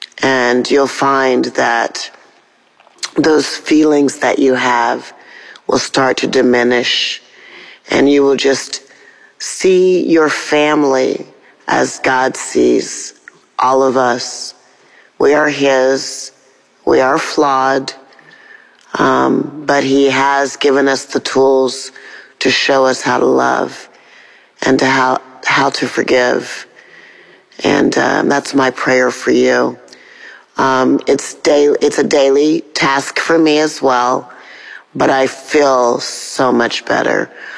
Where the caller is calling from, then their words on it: Atlanta, Georgia, United States; I'm calling from Atlanta, Georgia.